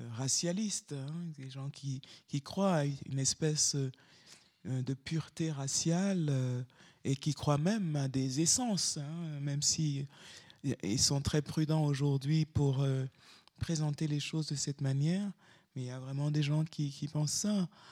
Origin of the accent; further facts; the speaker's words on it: Douala, Littoral, Cameroon; moved away as an adult; now in Lomé, Togo; là où j'habite, à Lomé, le quartier de ma toute petite enfance à Douala